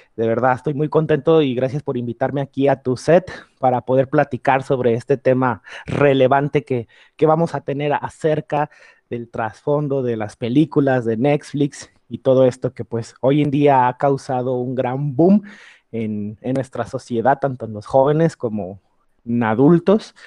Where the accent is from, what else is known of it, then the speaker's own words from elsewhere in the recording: Mexico; sentirnos contentos y orgullosos como mexicanos